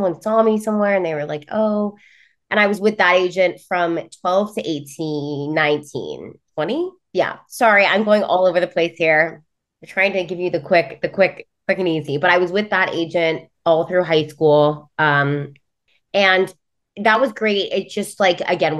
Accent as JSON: {"language": "English", "region": "California", "country": "United States", "moved": "yes", "lives_now": "New York, United States", "said": "I am originally from California. I live in New York now."}